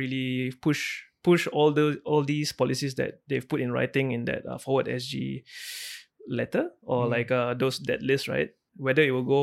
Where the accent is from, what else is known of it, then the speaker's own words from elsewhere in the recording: Singapore; I'm so Singaporean, I can curse in all the languages